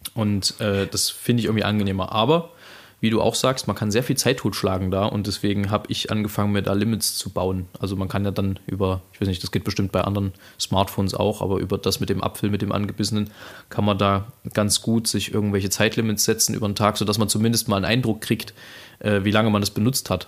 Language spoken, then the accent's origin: German; Saxony, Germany; als Sachse